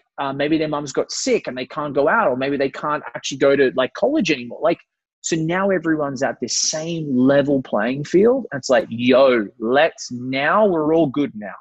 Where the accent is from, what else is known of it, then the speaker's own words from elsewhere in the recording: Brisbane, Queensland, Australia; I'm 32 from Brisbane, Australia